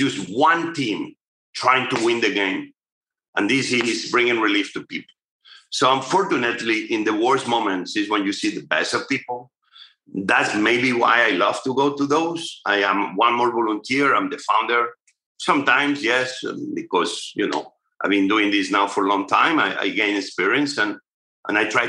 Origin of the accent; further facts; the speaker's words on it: near Barcelona, Catalonia, Spain; now in United States; my hometown near Barcelona, where I grew up